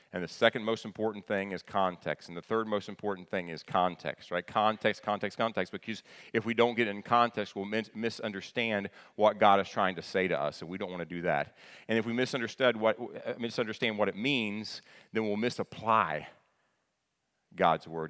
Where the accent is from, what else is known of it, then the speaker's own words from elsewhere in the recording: the South, United States; I'm from the South